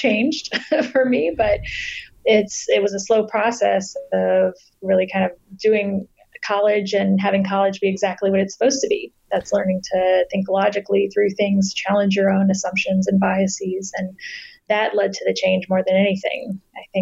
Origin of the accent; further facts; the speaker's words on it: Southeast Texas, United States; I was raised in Southeast Texas in a pretty conservative family